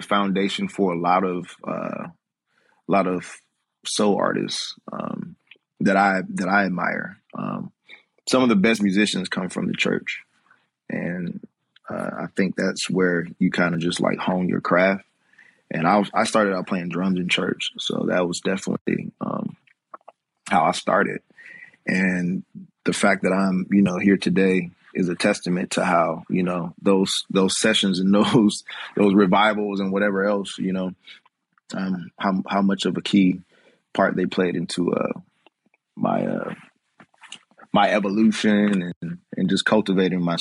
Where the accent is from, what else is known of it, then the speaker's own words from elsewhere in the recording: Atlanta, Georgia, United States; I was from Atlanta